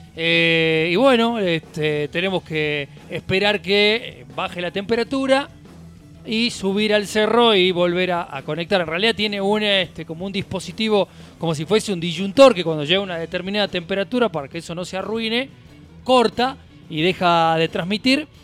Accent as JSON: {"language": "Spanish", "country": "Argentina", "said": "somos, somos argentinos"}